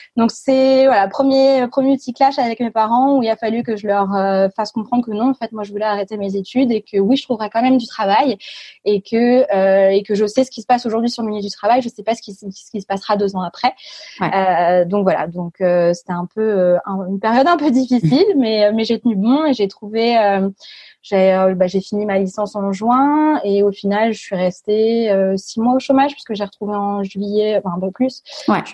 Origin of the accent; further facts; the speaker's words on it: a small village near Reims, Grand Est, France; moved away as an adult; now in Lille, France; Je suis née à Reims. j'ai grandi dans un petit village à côté de 550 âmes.